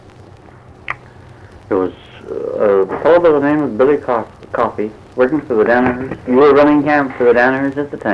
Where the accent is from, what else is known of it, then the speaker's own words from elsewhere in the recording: Peterborough, Ontario, Canada; moved away as an adult; also born or lived in Orillia, Ontario / Gravenhurst, Ontario / Bracebridge, Ontario; now in United States; I was born in Peterborough, Canada, but I later went to Aurelia and worked in mills in Gravenhurst and Bracebridge